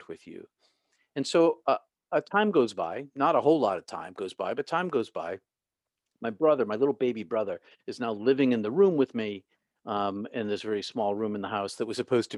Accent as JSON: {"language": "English", "town": "Boston", "region": "Massachusetts", "country": "United States", "tie": "born or raised there", "said": "I grew up in Boston, outside of Boston"}